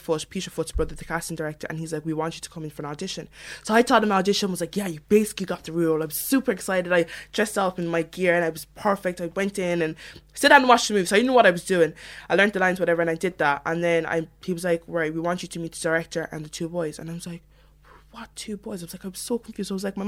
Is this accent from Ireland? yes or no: yes; Cork, Munster, Ireland; accent: Cork; I speak like this at home